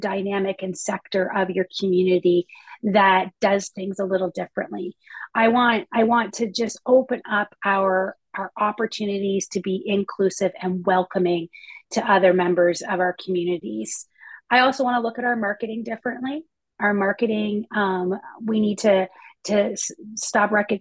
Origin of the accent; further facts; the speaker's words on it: Canada; I'm a Canadian here